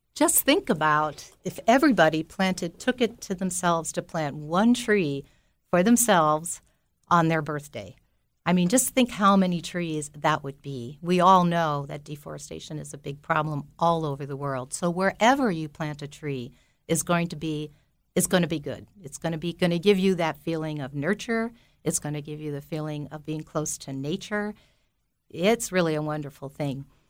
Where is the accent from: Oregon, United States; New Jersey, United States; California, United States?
New Jersey, United States; Belleville; I grew up in Belleville, New Jersey, and my family had a tavern business called Binky's Tavern, and I lived on top of it for nineteen years before I went away to college